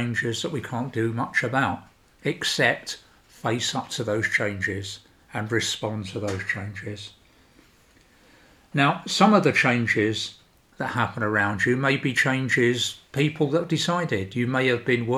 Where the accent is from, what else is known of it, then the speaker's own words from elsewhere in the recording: United Kingdom; moved away as an adult; now in Sweden; I'm British, so I went through the whole process of Brexit